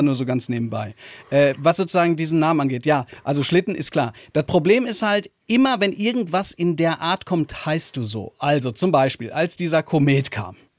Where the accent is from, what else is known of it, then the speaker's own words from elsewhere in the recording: Hagen, North Rhine-Westphalia, Germany; in Hagen, wo ich herkomme, eine Stadt, die nicht sehr schön ist.